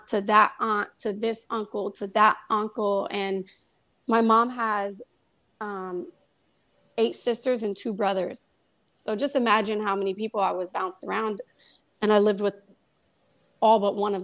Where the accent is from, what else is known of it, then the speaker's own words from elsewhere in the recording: Kansas City, Missouri, United States; now in New York, United States; I grew up in Kansas City, Missouri. I'm not a New York native